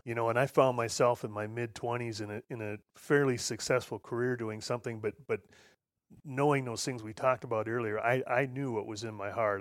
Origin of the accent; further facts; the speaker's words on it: Midwest, United States; I grew up here in the Midwest on a, on a little farm